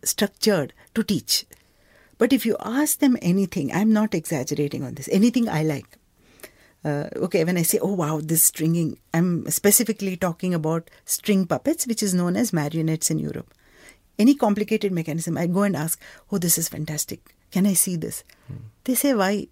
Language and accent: English; Bangalore, Karnataka, India; Growing up in Bangalore